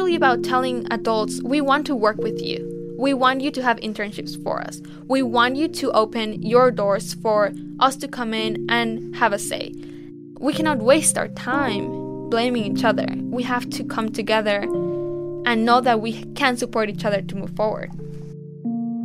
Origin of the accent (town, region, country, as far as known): Mexico; born or raised there